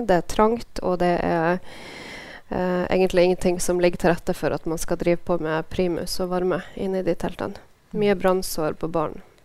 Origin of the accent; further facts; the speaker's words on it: Norway; landet mitt